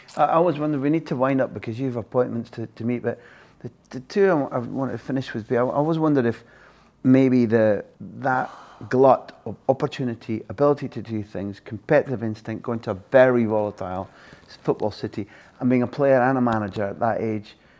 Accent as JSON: {"language": "English", "region": "Scotland", "country": "United Kingdom"}